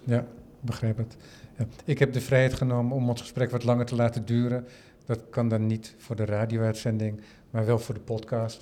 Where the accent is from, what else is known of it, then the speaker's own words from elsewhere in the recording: Netherlands; voor mij als Nederlander